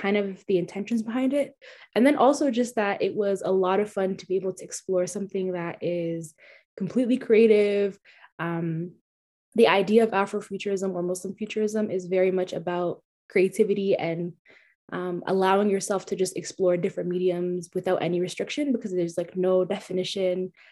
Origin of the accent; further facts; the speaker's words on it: Canada; being Somali, being Canadian, but then also not really being either one, and just being a hybrid